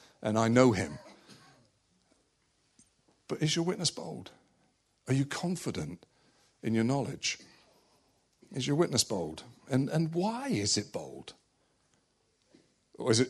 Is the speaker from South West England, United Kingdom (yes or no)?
yes; West Country, South West England, United Kingdom; also born or lived in Malta; I grew up in the West Country